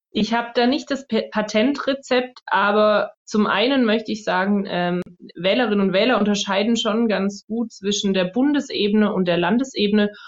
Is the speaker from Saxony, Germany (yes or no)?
no; Stuttgart, Baden-Württemberg, Germany; also born or lived in North Rhine-Westphalia / Tübingen; geboren bin ich in Nordrhein-Westfalen, aber aufgewachsen die meiste Zeit in Stuttgart